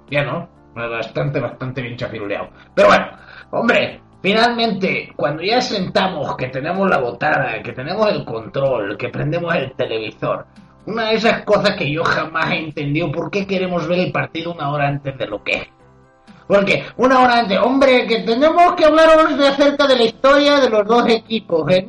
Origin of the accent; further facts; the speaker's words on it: Spain; hubiera sido algo que cualquier español en su sano juicio quisiera ver. Como yo, por ejemplo, que soy español.